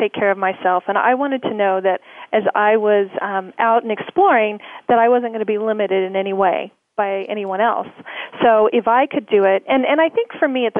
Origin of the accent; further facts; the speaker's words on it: Oklahoma, United States; I grew up in Oklahoma. I'm an Oklahoma girl